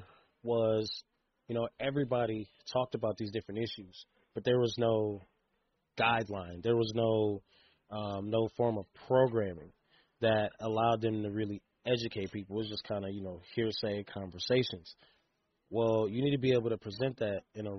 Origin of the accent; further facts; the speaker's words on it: Fort Wayne, Indiana, United States; also born or lived in Boston; I'm from Fort Wayne